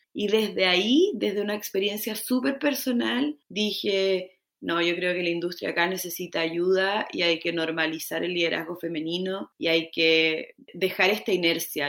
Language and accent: Spanish; Chile; moved away as an adult; now in Mexico; chilena, vivo en México hace casi seis años